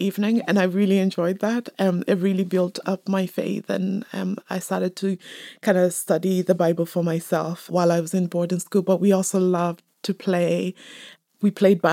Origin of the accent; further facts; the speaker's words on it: Dublin, Leinster, Ireland; moved away as an adult; also born or lived in Kenya / Michigan; now in Belfast, United Kingdom; I was born in Kenya, spent most of my life in Dublin, and then moved up to Northern Ireland.